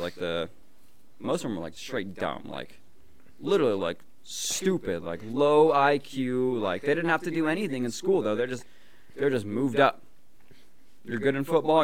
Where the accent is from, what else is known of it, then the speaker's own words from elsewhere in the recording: Colorado, United States; we grew up in Colorado. We grew up camping and shit. Where I was like, I was a kid in the mountains